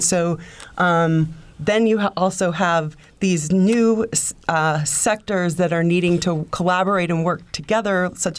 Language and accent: English; Indiana, United States; growing up in Indiana